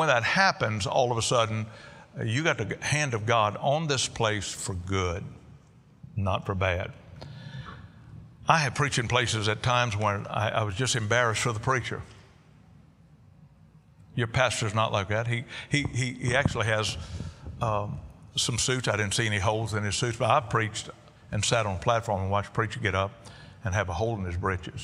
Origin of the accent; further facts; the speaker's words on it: Cajun, Louisiana, United States; I'm a Cajun